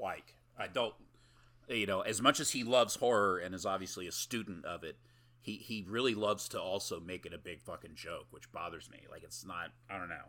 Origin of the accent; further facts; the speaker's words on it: United States; I'm American